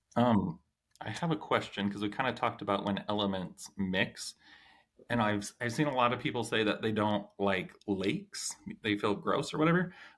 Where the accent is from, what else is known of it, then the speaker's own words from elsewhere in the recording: Idaho, United States; now in Utah, United States; I grew up in Idaho where it's always windy